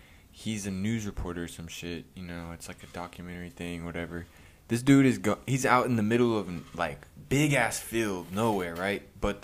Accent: Moore, Oklahoma, United States; because I was growing up in Moore, in Oklahoma, prior to that with...

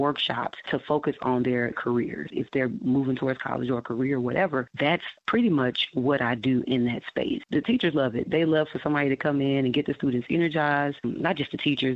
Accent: Dallas, Texas, United States; I am actually from Dallas.

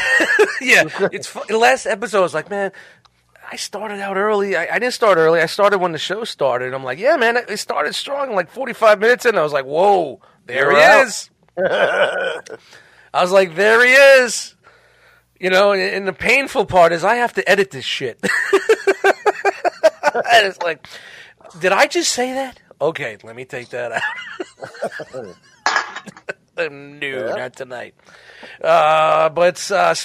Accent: New York City, New York, United States; I was from Brooklyn, but we met in Jersey

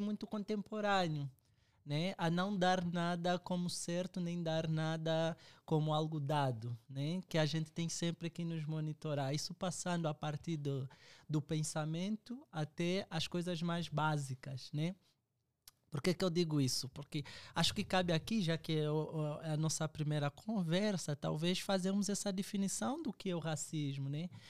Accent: Angola; moved away as an adult; now in Brazil; eu sou angolano, estou uh, ah, aqui no Brasil já desde 2014

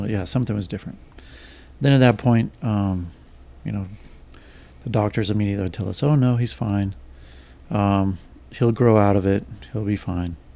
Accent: Las Vegas, Nevada, United States; also born or lived in Houston, Texas; now in Phoenix, United States; I grew up pretty much in the, the West. I grew up in Las Vegas, Houston, Texas, and but I've primarily lived here in Phoenix, Arizona since 1993.

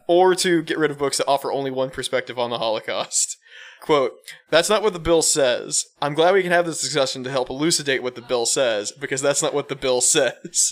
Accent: Texas, United States; as a Texan

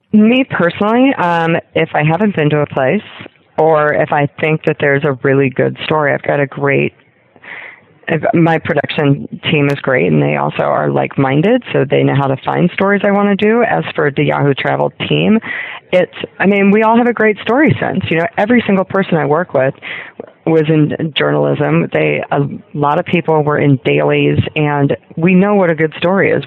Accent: Ohio, United States; moved away as an adult; also born or lived in Kentucky; I grew up in Ohio and Kentucky

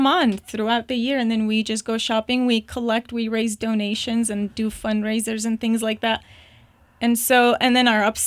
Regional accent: Baghdad, Baghdad Governorate, Iraq; moved away; also born or lived in Jordan / Turkey; I was born and raised in Baghdad, Iraq

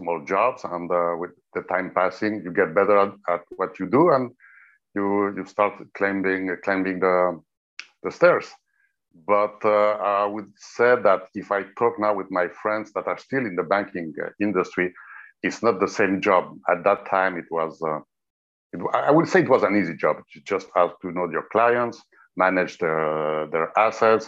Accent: Geneva, Switzerland; moved away as an adult; also born or lived in Thailand; I was born in Geneva in the 60s, in 1966 to be precise

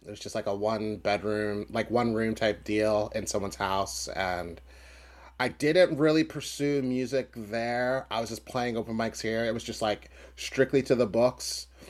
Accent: Philadelphia, Pennsylvania, United States; I was from Philly

